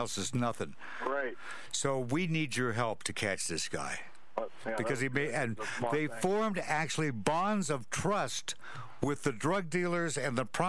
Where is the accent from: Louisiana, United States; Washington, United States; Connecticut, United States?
Washington, United States; Spokane; also born or lived in Walla Walla, Washington; it's all from my hometown.